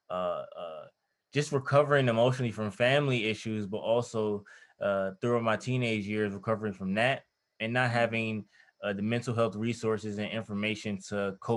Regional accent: Detroit, Michigan, United States; I'm from Detroit

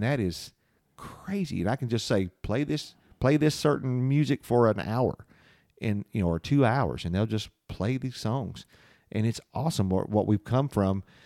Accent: London, Kentucky, United States; Growing up in London

